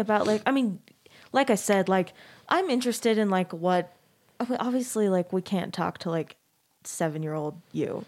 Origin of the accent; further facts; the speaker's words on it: Arizona, United States; moved away as an adult; also born or lived in Texas; now in Salt Lake City, United States; I grew up in Arizona